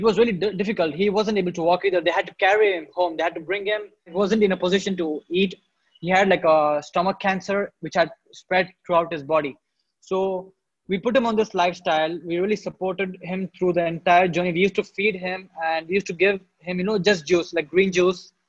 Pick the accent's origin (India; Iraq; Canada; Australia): India; So in India, I was born and brought up in a town. It is a small town